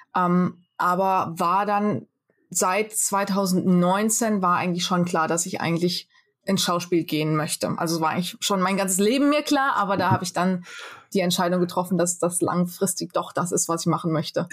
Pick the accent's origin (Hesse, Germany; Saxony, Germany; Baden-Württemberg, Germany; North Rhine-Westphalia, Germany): Hesse, Germany; Fulda; moved away as an adult; also born or lived in Rome / Wiesbaden / Los Angeles; now in Mumbai, India; Ich bin in Fulda geboren, bin in Pronzell aufgewachsen